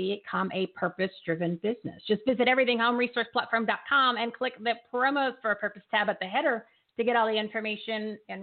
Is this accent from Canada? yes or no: no; Bridgewater, New Jersey, United States; I'm from Bridgewater.